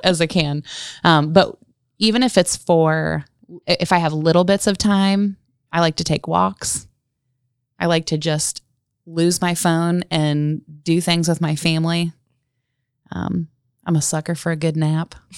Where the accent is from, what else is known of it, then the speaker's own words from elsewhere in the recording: Galion, Ohio, United States; moved away as an adult; now in Gas City, United States; I'm actually from Galleon, Ohio. Gallion's a really small, quaint town, um, in Crawford County.